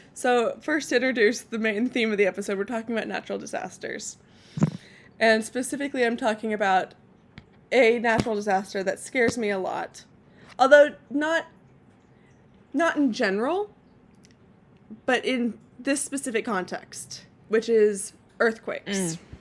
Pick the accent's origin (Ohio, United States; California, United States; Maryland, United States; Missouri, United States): California, United States; now in Portland, United States; my my home state and the best state in the union, California